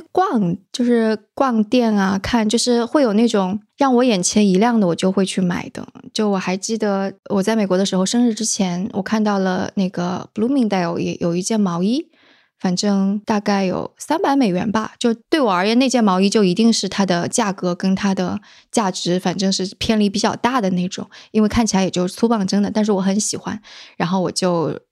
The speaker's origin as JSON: {"language": "Chinese", "region": "southern Jiangsu", "country": "China", "said": "我是江苏人嘛，而且是那个，呃，江苏南部的人"}